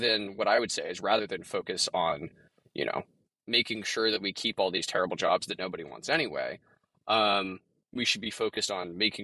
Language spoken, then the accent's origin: English; Texas, United States; I'm from Texas